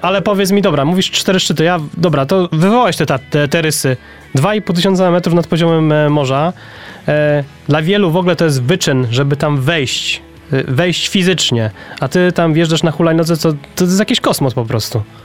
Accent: Poznań, Greater Poland, Poland; u nas w Poznaniu

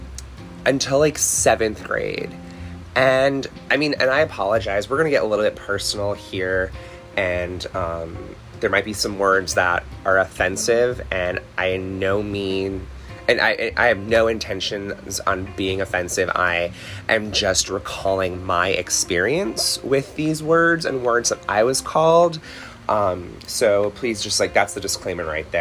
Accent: Connecticut, United States; I stayed in my hometown, and went to Central Connecticut State University, CCSU

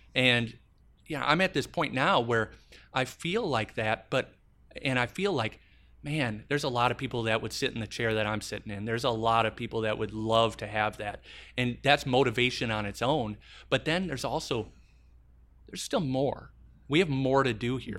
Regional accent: Madison, Wisconsin, United States; I'm running the nicest hotel in my hometown.

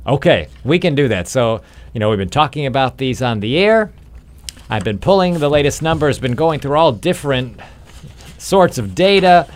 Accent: Illinois, United States; I grew up in Illinois

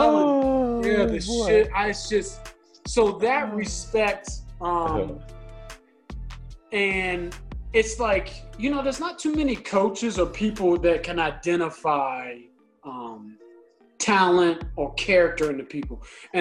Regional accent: Fairfax, Virginia, United States; Originally from Fairfax, Virginia.

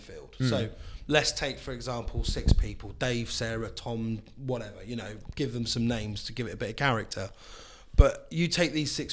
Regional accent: London, United Kingdom; now in Swindon, United Kingdom; I grew up in London

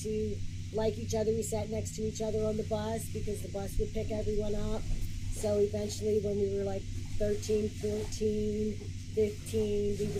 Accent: Levittown, Pennsylvania, United States; Born and raised in Levittown, in Fleet Wing, or Bloomsdale, as you would have it.

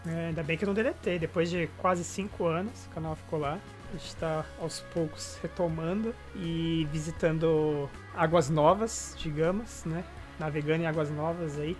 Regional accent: Brazil; now in Japan; nós somos brasileiros morando aqui no Japão

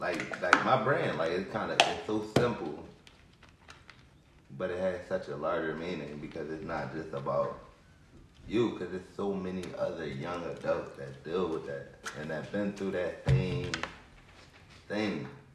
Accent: Philadelphia, Pennsylvania, United States; I'm from Philadelphia School District. I'm a product of the school district, seriously, like, through and through

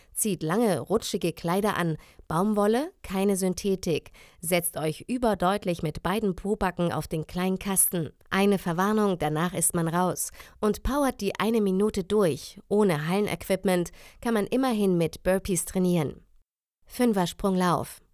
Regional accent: Germany; Ich komme aus dem Grenzgebiet Bayern-Hessen

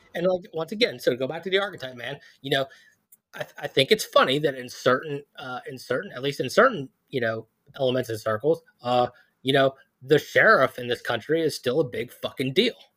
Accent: Philadelphia, Pennsylvania, United States; moved away; I'm from Philadelphia

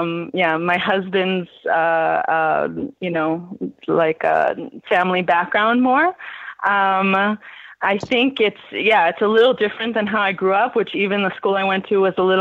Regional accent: Los Angeles, California, United States; I'm from Los Angeles

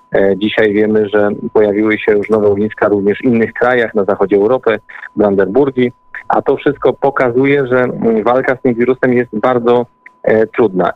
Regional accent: Podbeskidzie, Silesian Voivodeship, Poland; ja akurat pochodzę, pochodzę z Podbeskidzia

